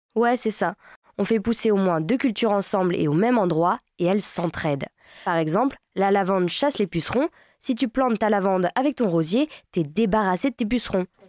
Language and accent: French; Brittany, France; je suis bretonne